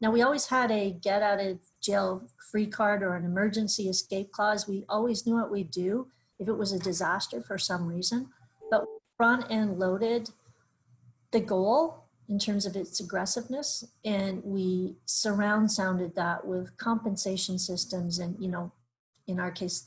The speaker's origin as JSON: {"language": "English", "country": "Canada", "said": "we're Canadian"}